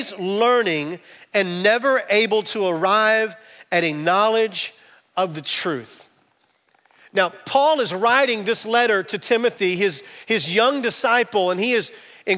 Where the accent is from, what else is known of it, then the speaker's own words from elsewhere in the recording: Camden, Arkansas, United States; I'm from Camden, Arkansas